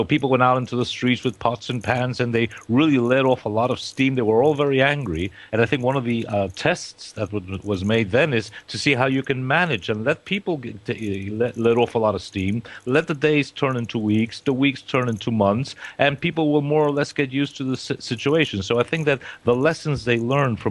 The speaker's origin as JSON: {"language": "English", "town": "New York City", "region": "New York", "country": "United States", "accent": "Queens", "moved": "yes", "said": "my English is about as good as English can get in Queens, New York"}